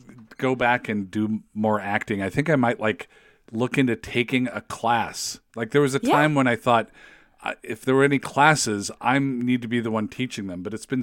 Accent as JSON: {"language": "English", "region": "West Coast", "country": "United States", "tie": "born or raised there", "said": "I don't think I'd ever been east of like Iowa in my life. You know, I grew up on the West Coast."}